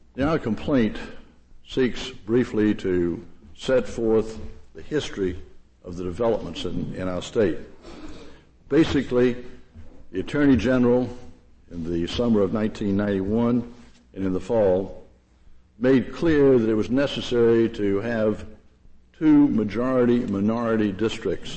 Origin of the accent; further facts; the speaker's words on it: Durham, North Carolina, United States; Durham, my hometown